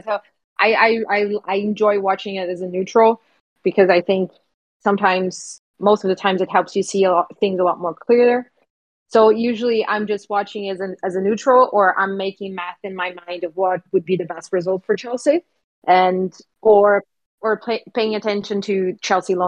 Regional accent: Ceará, Brazil; moved away; Ceará, which is the state that I'm from.

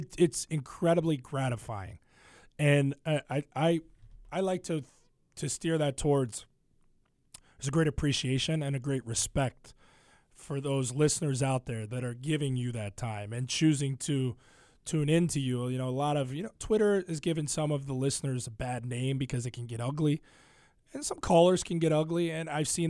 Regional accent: Ohio, United States; now in Chicago, United States; I grew up in Ohio, and Cincinnati's their sports talk radio, but it's not the beast that it is in Chicago.

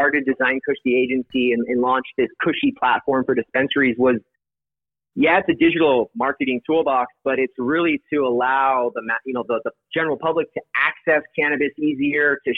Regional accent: Colorado, United States; I was born in Colorado.

